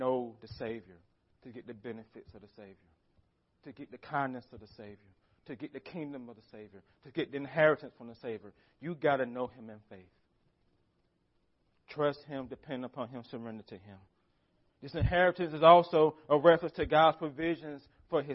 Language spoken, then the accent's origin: English; United States; As American Christians